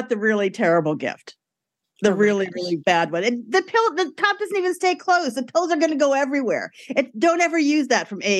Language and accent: English; Brooklyn, New York, United States; grew up in Brooklyn. My parents were not from Italy, they were from Brooklyn, but it was still very, very Italian in our house